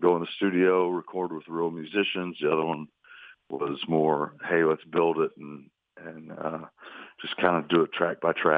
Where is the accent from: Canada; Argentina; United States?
United States; Lake Monroe, Indiana; I grew up on Lake Monroe